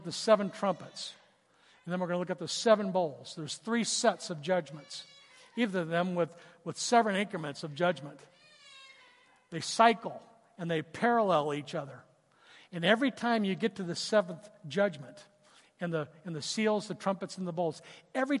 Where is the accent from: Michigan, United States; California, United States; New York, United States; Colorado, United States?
California, United States; Southern; I grew up in Southern California